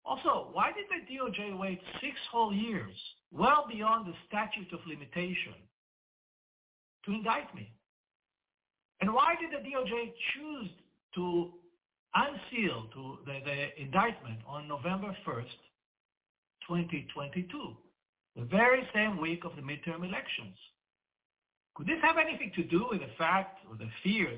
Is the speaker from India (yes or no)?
no; Israel